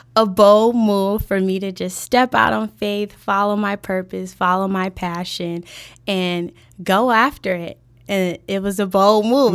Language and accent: English; Chicago, Illinois, United States; born and raised on the South Side.